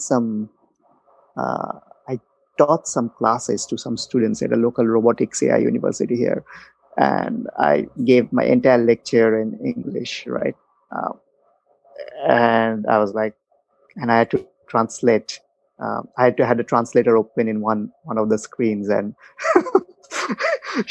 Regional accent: United States; moved away as an adult; also born or lived in Palo Alto / East Coast; now in France; I'm from America

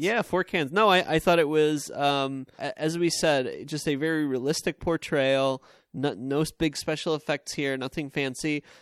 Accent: Long Island, New York, United States; I grew up on Long Island

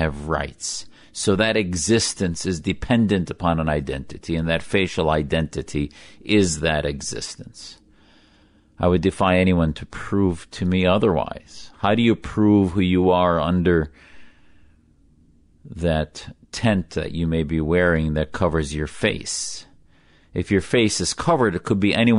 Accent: United States; an American

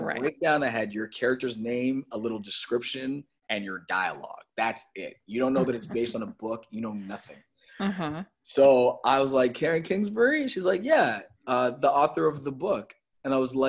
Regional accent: Toronto, Ontario, Canada; moved away; I grew up in Toronto

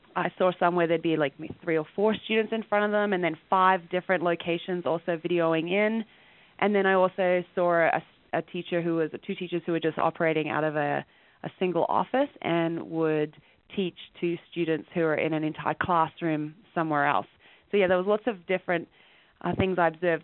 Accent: rural Western Australia, Australia; now in Calgary, Canada; I'm actually originally from Australia, and I grew up in a rural area in Western Australia

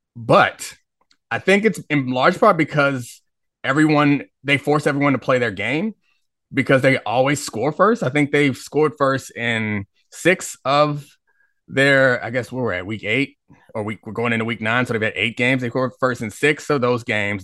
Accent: Baltimore, Maryland, United States; now in Washington, DC, United States; I grew up in Baltimore

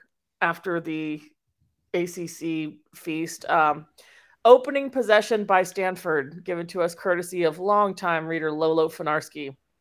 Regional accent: Australia; We're Australian in this house.

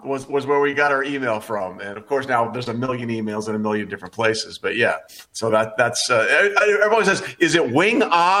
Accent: East Coast / Northeast, United States; I grew up on the East Coast

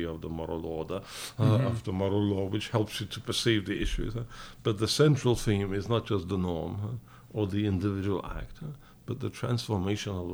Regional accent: London, United Kingdom; moved away; also born or lived in Poland; I was born in England of Polish parents, of political emigres.

